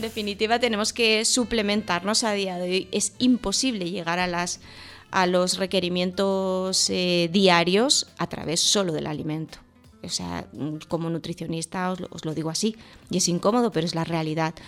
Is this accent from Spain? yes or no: yes; Tarragona, Catalonia, Spain; yo que soy de Tarragona.